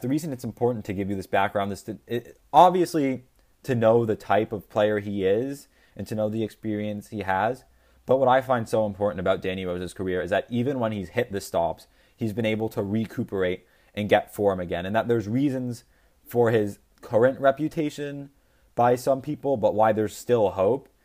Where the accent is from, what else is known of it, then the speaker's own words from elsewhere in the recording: United States; I'm American.